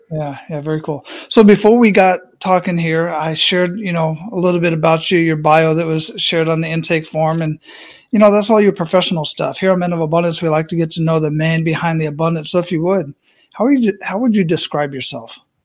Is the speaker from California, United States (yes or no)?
no; Phoenix, Arizona, United States; moved away as an adult; also born or lived in Panama; I grew up in Phoenix, Arizona